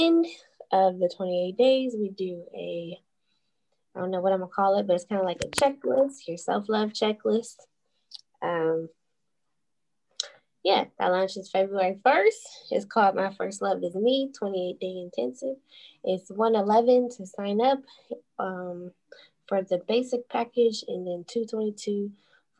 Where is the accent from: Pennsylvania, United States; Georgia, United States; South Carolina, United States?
Pennsylvania, United States; Pittsburgh; I'm from Pittsburgh